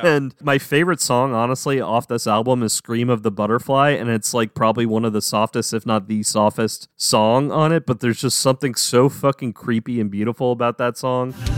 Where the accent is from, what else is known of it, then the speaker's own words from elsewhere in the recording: New Orleans, Louisiana, United States; Aaron and I grew up around the New Orleans area. I'm from New Orleans